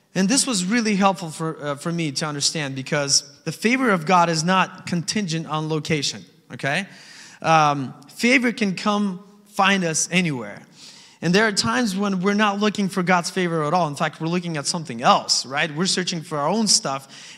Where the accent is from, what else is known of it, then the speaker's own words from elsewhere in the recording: Alaska, United States; Growing up in Alaska, right, in the valley specifically, we're surrounded by beautiful mountains